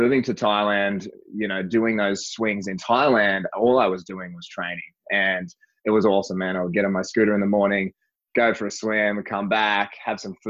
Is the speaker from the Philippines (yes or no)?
no; Central Coast, New South Wales, Australia; moved away as an adult; also born or lived in Sydney / Asia; now in Los Angeles, United States; I'm from Sydney originally. I was born in Sydney, mostly from the Central Coast, New South Wales, which is a couple of hours north of Sydney